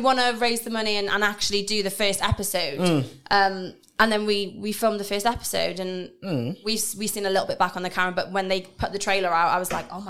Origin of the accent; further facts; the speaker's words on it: Wales, United Kingdom; moved away as an adult; now in London, United Kingdom; because I'm from Wales, I didn't really understand London is so big.